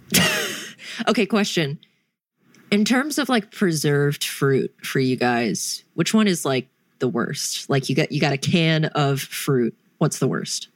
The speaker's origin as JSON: {"language": "English", "region": "North Carolina", "country": "United States", "said": "I'm from North Kakalaki"}